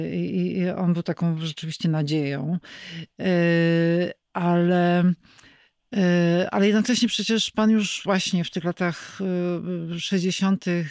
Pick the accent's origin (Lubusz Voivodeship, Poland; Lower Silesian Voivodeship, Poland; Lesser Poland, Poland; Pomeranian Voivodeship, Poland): Lesser Poland, Poland; Kraków; jako krakowianka